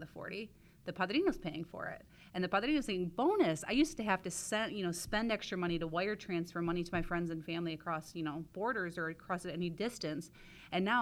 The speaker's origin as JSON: {"language": "English", "town": "Jackson", "region": "Michigan", "country": "United States", "said": "I'm from Jackson and our business is in Ann Arbor"}